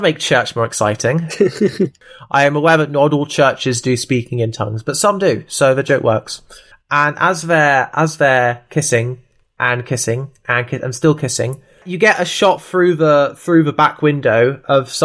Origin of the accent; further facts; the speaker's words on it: Brighton, South East England, United Kingdom; also born or lived in Tooting, London; I was born in South London and have lived in Brighton since the age of 3. So that's why I sound like this